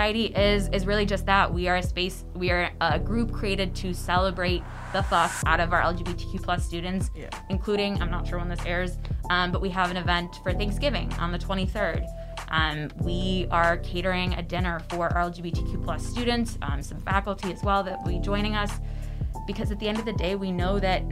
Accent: Chicago suburbs, Illinois, United States; moved away as an adult; also born or lived in Indiana / Fayetteville, Arkansas; now in Arkansas, United States; I'm originally from Chicagoland. I grew up in the Chicago suburbs

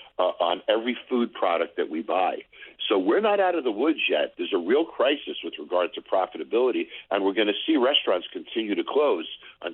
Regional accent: New York City, New York, United States; now in Las Vegas, United States; I haven't been in New York in a year. It's the longest in my life that I haven't been in New York because I grew up there.

